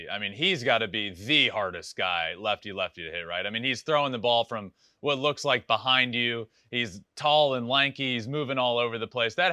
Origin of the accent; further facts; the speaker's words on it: Virginia, United States; So I'm I'm from Virginia. Grew up going to Camden Yards a lot.